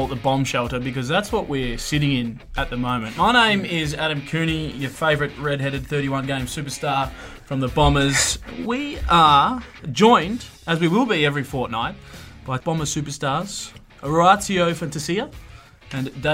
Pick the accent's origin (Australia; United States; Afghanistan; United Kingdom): Australia; South Australia; moved away; your fellow South Australian like myself